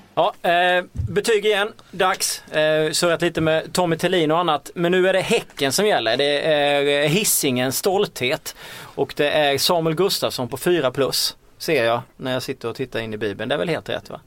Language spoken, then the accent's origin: Swedish; Småland, Sweden; now in Stockholm, Sweden; jag är ju själv från Småland